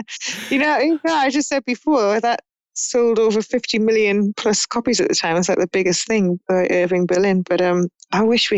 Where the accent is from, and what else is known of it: Newcastle upon Tyne, North East England, United Kingdom; born or raised there